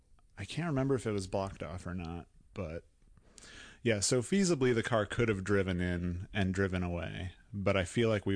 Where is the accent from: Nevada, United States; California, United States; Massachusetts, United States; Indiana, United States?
Indiana, United States